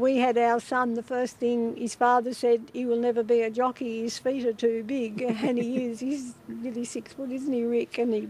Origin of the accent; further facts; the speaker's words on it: New South Wales, Australia; moved away as an adult; also born or lived in Launceston, Tasmania; now in King Island, Australia; growing up in New South Wales, I wasn't real keen on leaving up there and coming down here, but I found out it's quite a nice place.